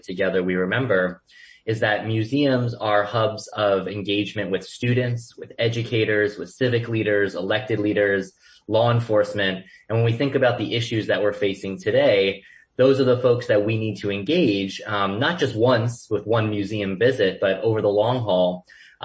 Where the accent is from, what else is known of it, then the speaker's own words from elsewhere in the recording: Boca Raton, Florida, United States; I grew up in Boca Raton, Florida